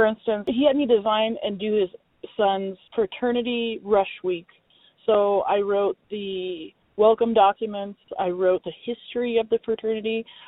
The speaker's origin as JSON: {"language": "English", "town": "Reno", "region": "Nevada", "country": "United States", "said": "I am an attorney from Reno, Nevada, and I kind of hate my boss."}